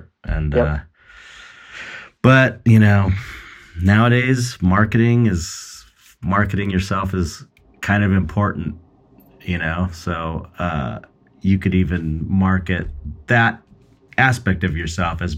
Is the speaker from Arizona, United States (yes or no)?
no; Los Angeles, California, United States; I'm like from Pedro and I'm just like this come from a longshoreman town